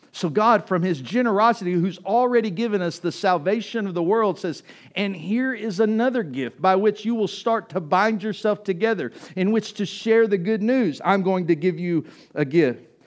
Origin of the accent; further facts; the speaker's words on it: East Texas, United States; growing up in East Texas